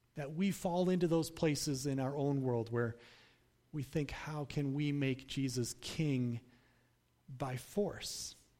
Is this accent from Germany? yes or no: no; United States; as American Christians